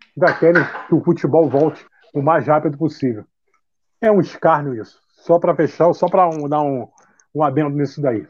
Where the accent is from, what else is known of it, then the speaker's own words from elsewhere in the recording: Rio de Janeiro, Brazil; Eu sou nascido e criado no subúrbio, sou nascido na Vila da Penha